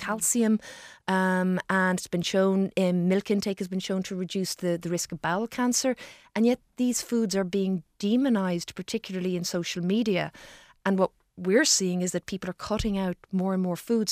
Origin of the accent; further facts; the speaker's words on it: Ireland; as Irish people